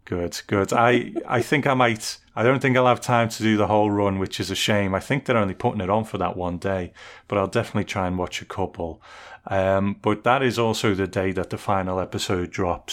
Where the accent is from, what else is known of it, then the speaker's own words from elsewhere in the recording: United Kingdom; as a Brit